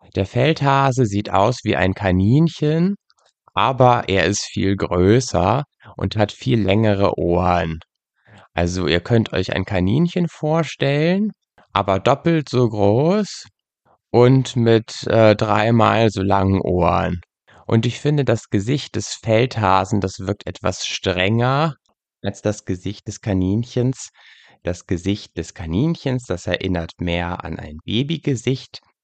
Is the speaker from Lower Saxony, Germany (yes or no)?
yes; Lüneburg Heath, Lower Saxony, Germany; In äh, meiner Heimatgegend in der Lüneburger Heide, wo ich aufgewachsen bin